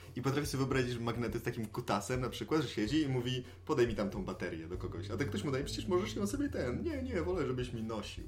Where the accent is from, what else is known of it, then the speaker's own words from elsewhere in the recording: Tricity, Pomeranian Voivodeship, Poland; jesteśmy z Trójmiasta